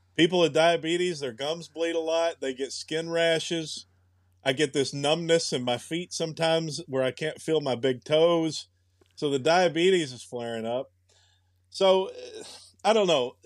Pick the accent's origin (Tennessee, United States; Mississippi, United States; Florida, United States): Tennessee, United States; moved away; I'm from Tennessee